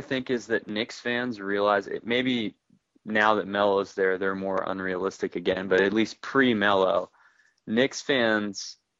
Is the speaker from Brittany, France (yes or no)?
no; Paris, Île-de-France, France; I mean, well, first of all, I grew up I spent some time growing up in Paris and France, and so – I went to a lot of games for the soccer club, the local team, PSG.